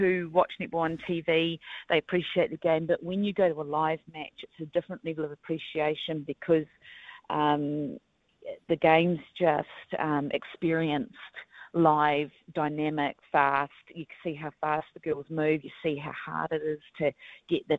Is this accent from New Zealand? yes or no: yes; Christchurch, Canterbury, New Zealand; I grew up in Christchurch